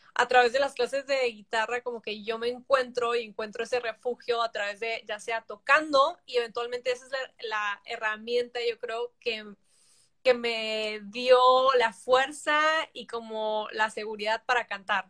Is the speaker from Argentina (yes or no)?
no; Tijuana, Baja California, Mexico; also born or lived in San Diego, United States; toda la vida crecí en Tijuana